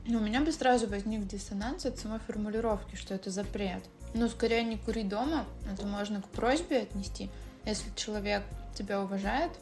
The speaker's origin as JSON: {"language": "Russian", "country": "Russia", "tie": "born or raised there", "said": "я выросла, получается, в России"}